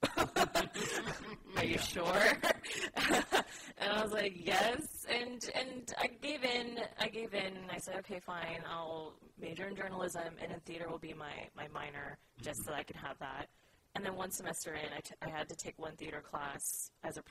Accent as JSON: {"language": "English", "town": "San Francisco", "region": "California", "country": "United States", "tie": "born or raised there", "also_born_or_lived": "Sacramento", "said": "I was born and raised in San Francisco."}